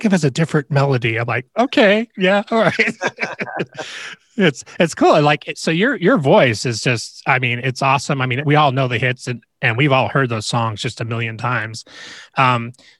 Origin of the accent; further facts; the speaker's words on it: California, United States; we grew up riding bikes too in California in the desert